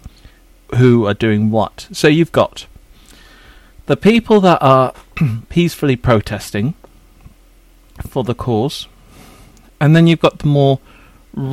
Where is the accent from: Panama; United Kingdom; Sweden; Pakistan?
United Kingdom; England; I'm quite English.